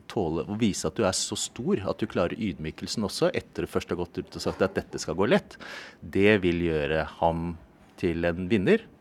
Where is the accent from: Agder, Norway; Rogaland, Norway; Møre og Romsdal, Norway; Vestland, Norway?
Agder, Norway; Kristiansand; born there; Jeg er født her i Kristiansand, og jeg sier ikke sånt for å skyte.